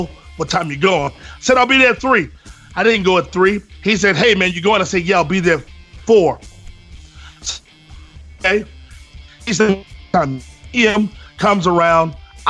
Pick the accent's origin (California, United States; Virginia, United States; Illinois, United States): Virginia, United States; now in Texas, United States; I'm from Virginia